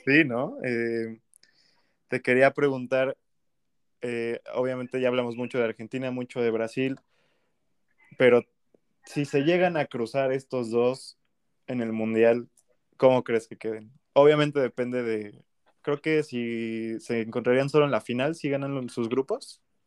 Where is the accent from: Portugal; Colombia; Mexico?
Mexico